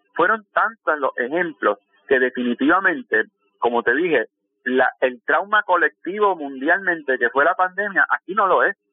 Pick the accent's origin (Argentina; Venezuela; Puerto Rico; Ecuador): Puerto Rico; en el caso de Puerto Rico, que somos un territorio de los Estados Unidos